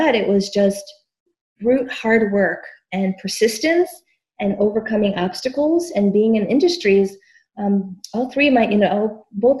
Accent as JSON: {"language": "English", "town": "Chicago", "region": "Illinois", "country": "United States", "tie": "born or raised there", "said": "I grew up in the south side of Chicago in a low-income neighborhood called Pilsen."}